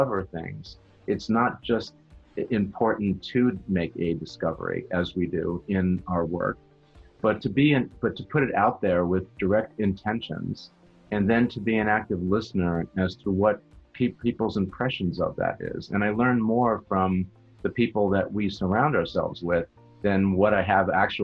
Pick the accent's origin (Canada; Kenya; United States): United States; Long Island, New York; moved away as an adult; also born or lived in Boston / Cleveland; now in South Florida, United States; I grew up in New York on Long Island